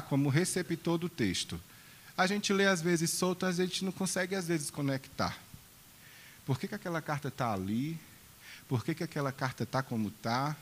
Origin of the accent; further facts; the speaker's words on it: Brazil; eu, como brasileiro